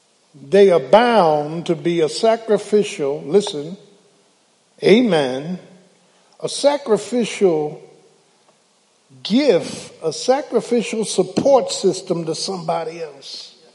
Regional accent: Philadelphia, Pennsylvania, United States; Can I get a witness? Yeah, I'm from Philly.

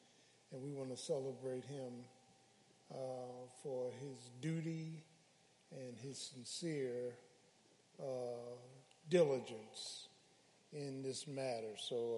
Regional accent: Philadelphia, Pennsylvania, United States; I keep having these dreams about all those people that I grew up with in South Philly

